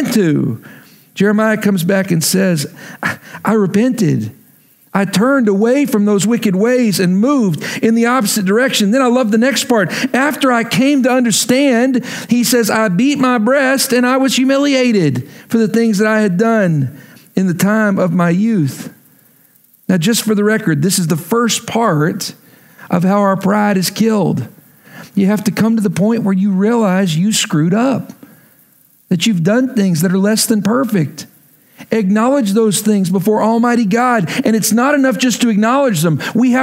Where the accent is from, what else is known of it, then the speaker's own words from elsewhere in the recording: Lubbock, Texas, United States; moved away as an adult; also born or lived in Oklahoma; move back to my hometown of Lubbock, Texas